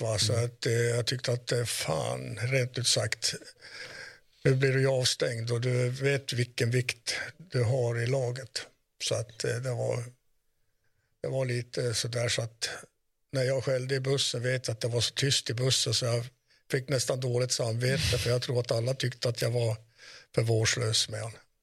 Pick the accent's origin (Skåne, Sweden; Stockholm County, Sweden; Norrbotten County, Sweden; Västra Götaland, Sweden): Norrbotten County, Sweden; Kiruna; är vi uppvuxna i Kiruna, inte i Salmi